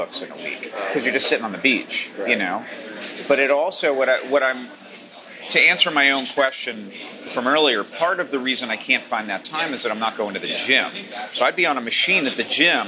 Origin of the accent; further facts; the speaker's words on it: Maine, United States; moved away; I come from hippie parents and I grew up in Maine